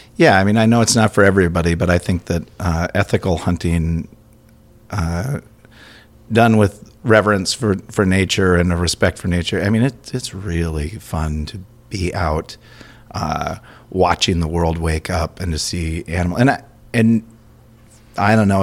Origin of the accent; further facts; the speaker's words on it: Minnesota, United States; growing up in Minnesota